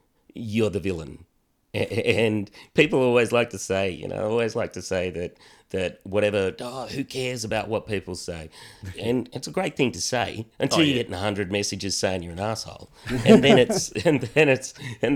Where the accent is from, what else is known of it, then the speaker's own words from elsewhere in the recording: Australia; as young Aussie blokes